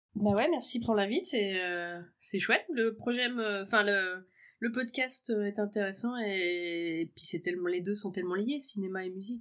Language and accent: French; Auray, Brittany, France; also born or lived in Paris; now in Rennes, France; je suis née à Auray et j'ai grandi à Auray, dans le Morbihan